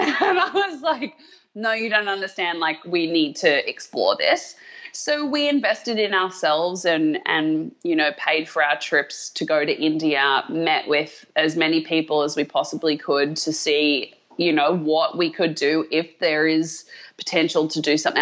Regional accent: Australia; moved away as an adult; also born or lived in America; now in United States; as an Australian who loves an underdog

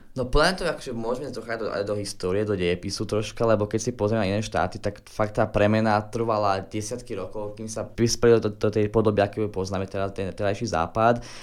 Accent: Slovakia; ja sa cítim byť tu doma na Slovensku

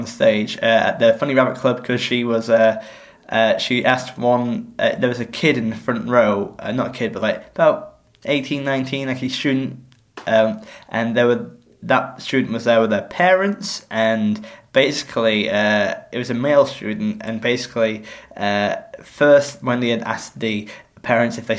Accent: England, United Kingdom; as an English person

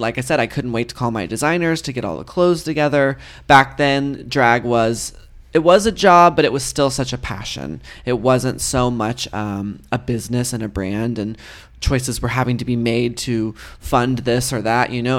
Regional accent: Texas, United States; moved away; I grew up in Texas

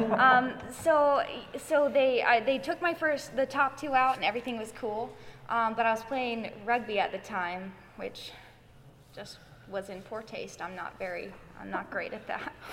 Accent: Atlanta, Georgia, United States; I grew up in Atlanta

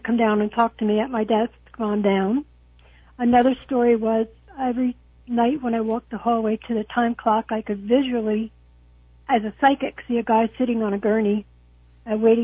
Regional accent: New Jersey, United States; now in Port Charlotte, United States; I live in Port Charlotte. I'm originally from New Jersey.

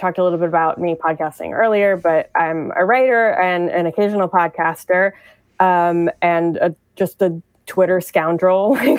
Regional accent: Long Island, New York, United States; I'm from Long Island. I'm a New York area

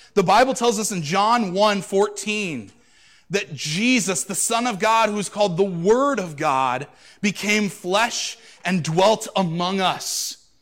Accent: United States; I'm an American

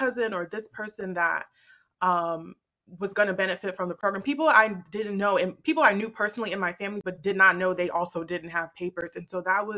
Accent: United States; also born or lived in Botswana; I came to the U.S. at 6 years old

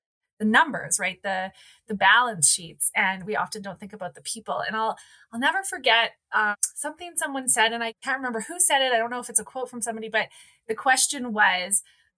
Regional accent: Calgary, Alberta, Canada; I grew up in Calgary, so I'm a born and raised Calgarian

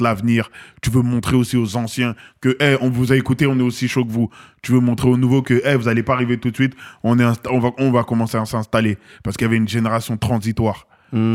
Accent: Seine-Saint-Denis, Île-de-France, France; also born or lived in Paris; j'ai grandi dans le 93

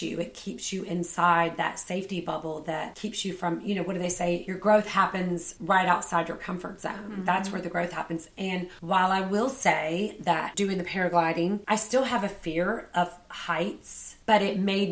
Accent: Savannah, Georgia, United States; I grew up in Savannah

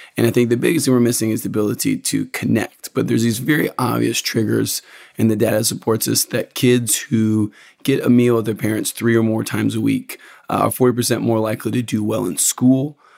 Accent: Lexington, Kentucky, United States; I'm from Central Kentucky, from Lexington, actually

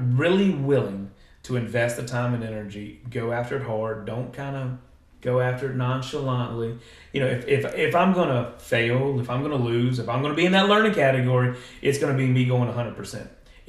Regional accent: Halifax County, Virginia, United States; I live in an amazing place that's my hometown that I grew up in.

